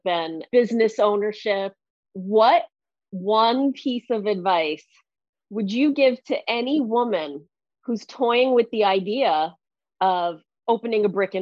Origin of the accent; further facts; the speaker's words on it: New Jersey, United States; moved away; I'm originally from New Jersey, so I'm a little bit of an interrupter.